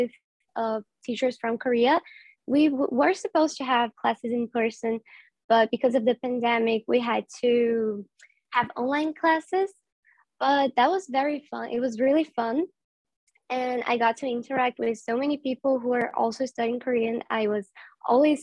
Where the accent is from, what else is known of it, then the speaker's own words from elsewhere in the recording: Brazil; I'm Brazilian. I live in Brazil.